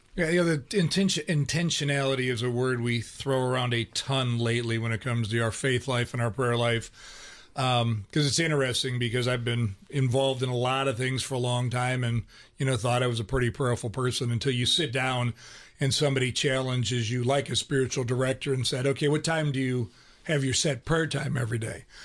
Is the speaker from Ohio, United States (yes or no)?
yes; Ohio, United States; I grew up in Ohio.